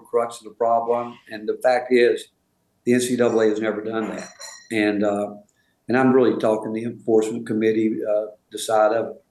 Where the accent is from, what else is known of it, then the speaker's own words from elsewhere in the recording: North Carolina, United States; moved away as an adult; also born or lived in Rhode Island / Tennessee; you mentioned growing up in the South and North Carolina, I grew up in a really good home